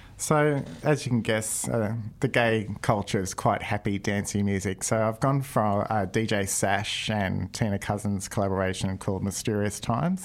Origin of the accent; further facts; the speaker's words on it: Australia; now in Dunedin, New Zealand; I'm an Australian